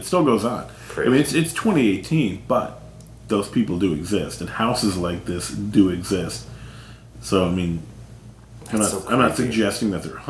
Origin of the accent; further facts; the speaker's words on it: North Carolina, United States; I mean, there's an area where I grew up in North Carolina.